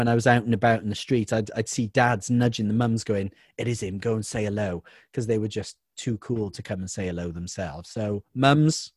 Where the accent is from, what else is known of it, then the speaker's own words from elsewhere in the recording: Welsh, Wales, United Kingdom; the Welsh one